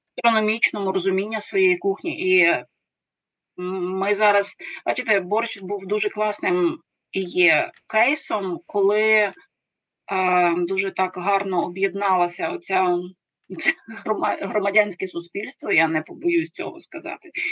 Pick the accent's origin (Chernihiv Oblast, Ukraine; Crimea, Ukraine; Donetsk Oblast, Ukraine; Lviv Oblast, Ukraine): Lviv Oblast, Ukraine; Lviv; Я львів'янка.